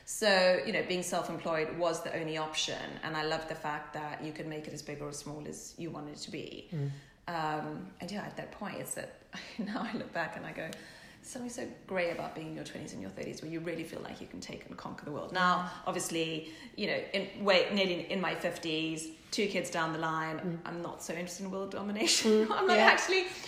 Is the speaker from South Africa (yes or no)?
yes; South Africa; now in England, United Kingdom; growing up in South Africa, we didn't have the fashion like we have in England, obviously, in London